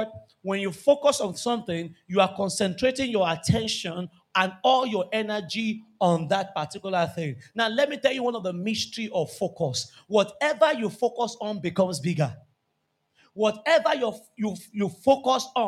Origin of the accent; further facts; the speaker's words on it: Nigeria; We are Nigerian.